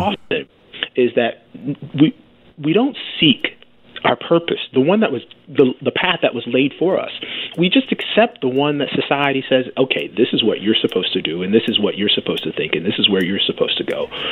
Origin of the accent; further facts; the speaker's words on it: Alabama, United States; I was born in Alabama, so I originated in Alabama.